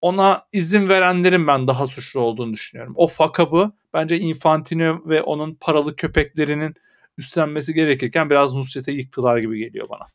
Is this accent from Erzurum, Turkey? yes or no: yes; Erzurum, Turkey; Bir memleketlim olarak bir Erzurumlu olarak